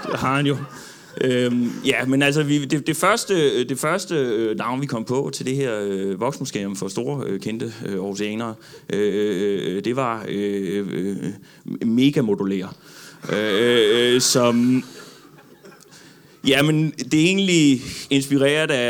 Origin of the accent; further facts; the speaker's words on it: Odense, Southern Denmark, Denmark; Ja, altså jeg, jeg kommer jo fra, øh, hvad hedder det, jeg kommer fra Odense